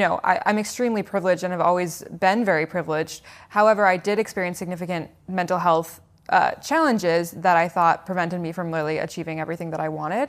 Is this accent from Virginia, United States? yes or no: no; Seattle, Washington, United States; I was born in Seattle, Washington, so West Coast